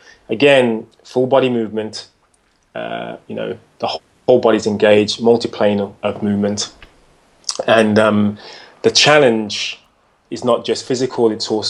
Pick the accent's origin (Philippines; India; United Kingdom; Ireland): United Kingdom; as a British guy.